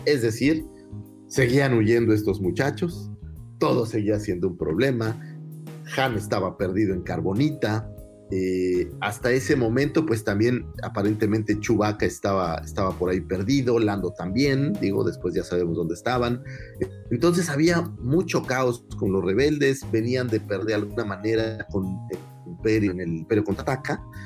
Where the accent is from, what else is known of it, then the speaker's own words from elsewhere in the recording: Cancún, Quintana Roo, Mexico; moved away; soy de Cancún